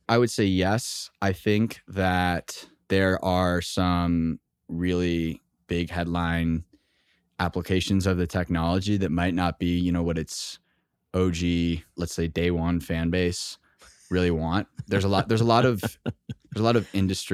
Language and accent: English; Texas, United States; moved away; also born or lived in Boston; I grew up in Texas, went to school in Boston